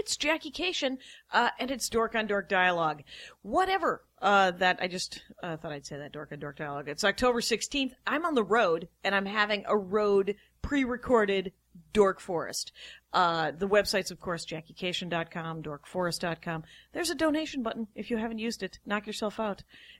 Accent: Wisconsin, United States; I was raised in Wisconsin.

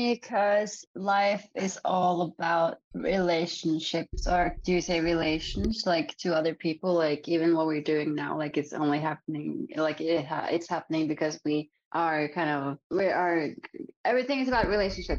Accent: Norway; But I'm Norwegian.

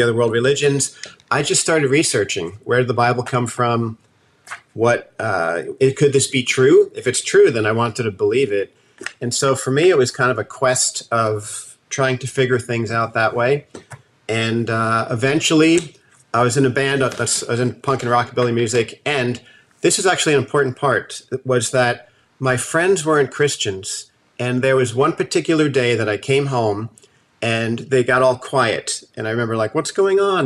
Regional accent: New Jersey, United States; moved away as an adult; also born or lived in Colorado; now in Santa Cruz, United States; I was born and raised in New Jersey and grew up right near New York City

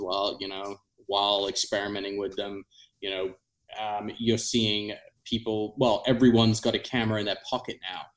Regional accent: South East England, United Kingdom; moved away; where I grew up in England.

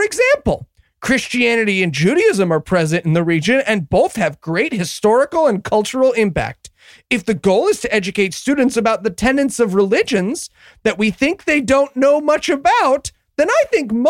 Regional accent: New Jersey, United States; my home state of New Jersey

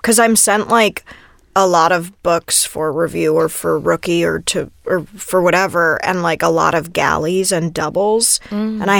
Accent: Oak Park, Illinois, United States

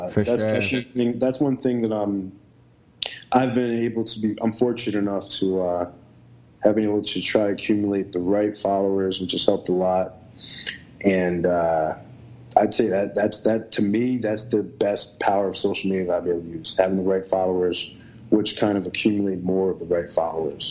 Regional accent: New York, United States; now in Boston, United States; As a New Yorker

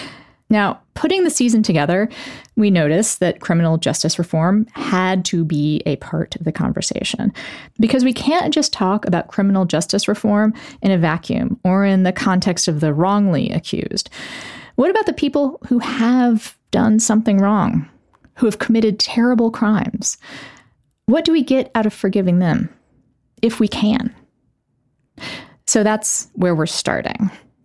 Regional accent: Texas, United States; as a native Texan myself, I got the year of Texas history

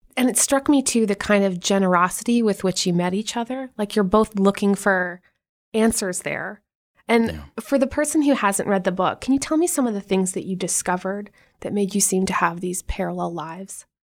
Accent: Canada; now in United States; as a Canadian

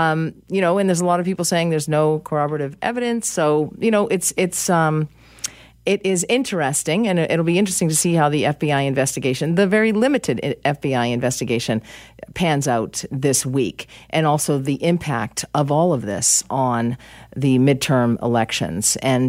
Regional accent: United States; I'm American, and I feel that I am objective on this.

